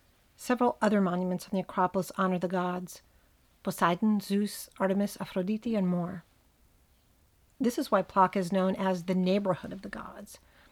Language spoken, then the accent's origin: English; Montclair, New Jersey, United States; accent: Jersey; my hometown, Montclair, New Jersey.